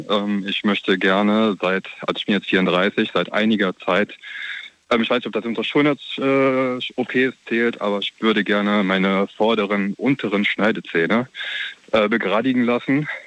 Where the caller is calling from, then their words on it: Neuwied, Rhineland-Palatinate, Germany; Ich komme aus Neuwied.